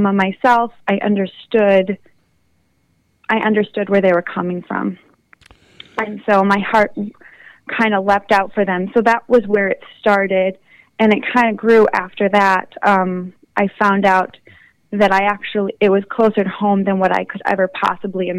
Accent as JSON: {"language": "English", "region": "Wisconsin", "country": "United States", "moved": "yes", "said": "I'm originally from the Wisconsin area"}